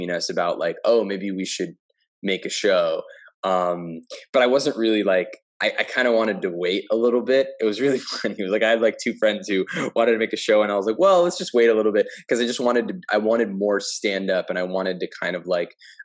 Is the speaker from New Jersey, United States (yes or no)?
yes; New Jersey, United States; moved away as an adult; now in Los Angeles, United States; I grew up in Jersey.